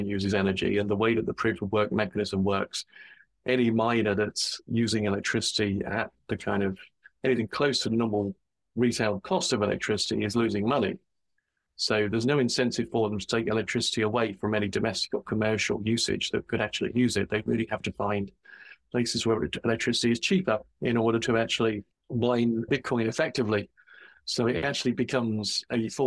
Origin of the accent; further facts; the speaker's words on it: England, United Kingdom; I'm from England, where it's generally pretty cold.